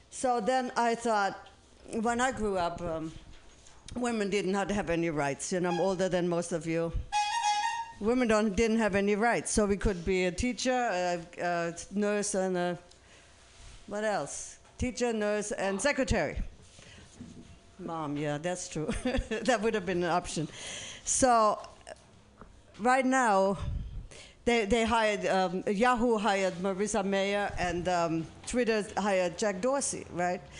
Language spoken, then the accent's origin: English; Germany; English is a second language; I'm from Germany, as you might might hear, and I went back to Germany in May